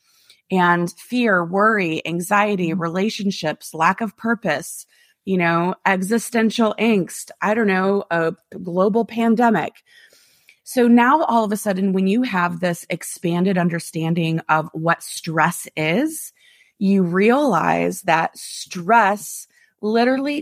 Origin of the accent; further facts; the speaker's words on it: Midwest, United States; moved away; Most of my friends that I grew up with in the Midwest